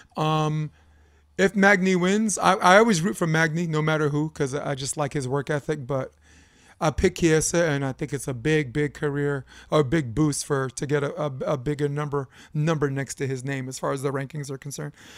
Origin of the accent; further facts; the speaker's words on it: New York City, New York, United States; I grew up on Flatbush Avenue, Brooklyn, New York